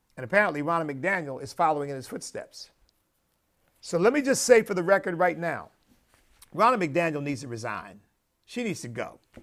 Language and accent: English; United States; as an American